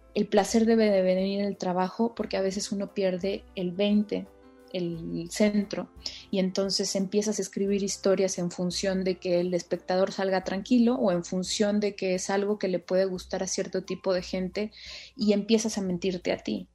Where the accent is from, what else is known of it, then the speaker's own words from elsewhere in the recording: Tlalixcoyan, Veracruz, Mexico; moved away; yo soy de un pueblo de Veracruz que se llama Tlaliscoyan